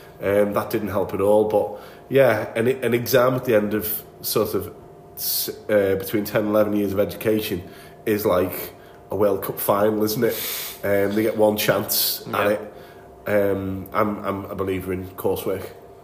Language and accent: English; United Kingdom; School teachers, like, same as being very British, isn't it?